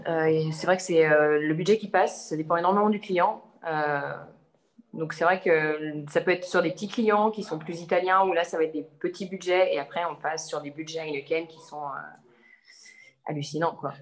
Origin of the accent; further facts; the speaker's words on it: Savoie region, Auvergne-Rhône-Alpes, France; moved away as an adult; also born or lived in Annecy / Turin; now in Milan, Italy; Je suis originaire de la région de Savoie